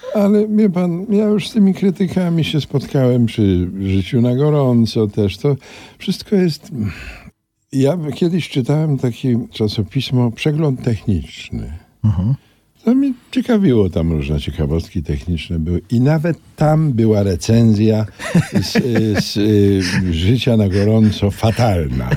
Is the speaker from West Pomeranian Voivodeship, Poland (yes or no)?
no; Kraków, Lesser Poland, Poland; moved away; also born or lived in Warsaw; na ulicy Staszica, brukowanej, bo ja mieszkałem na szlaku, róg Staszica. Tam jeszcze był skład węgla wtedy i wychowałem się na ulicy